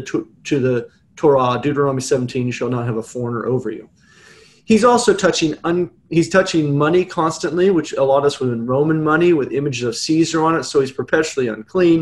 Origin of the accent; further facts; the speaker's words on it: California, United States; When living here in California, growing up in California